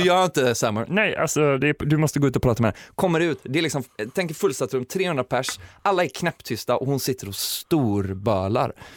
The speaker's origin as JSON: {"language": "Swedish", "town": "Kungälv", "region": "Västra Götaland", "country": "Sweden", "said": "jag kommer ju från Kungälv så det snackar jag mycket om hur jävla bonnigt det är"}